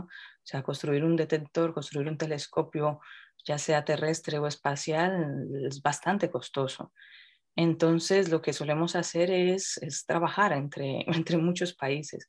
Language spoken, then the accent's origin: Spanish; Colombia; now in Madrid, Spain; soy colombiana y creo que en ese sentido me ha ayudado mucho el crecer en un ambiente donde esto es, se ve totalmente diferente